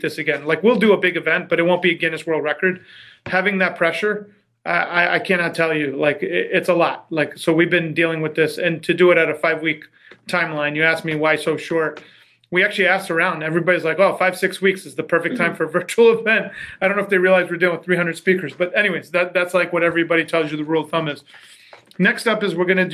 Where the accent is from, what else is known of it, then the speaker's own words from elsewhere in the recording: Long Island, New York, United States; I grew up in the Northeast, tri-state area, Long Island